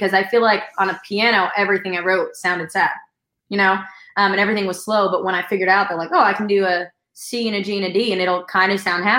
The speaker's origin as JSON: {"language": "English", "region": "New York", "country": "United States", "said": "I'm from New York, but I was living in New York at the time"}